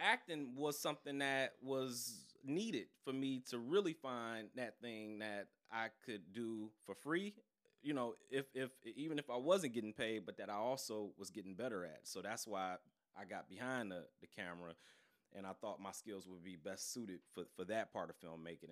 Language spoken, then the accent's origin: English; Detroit, Michigan, United States; born and raised in Detroit.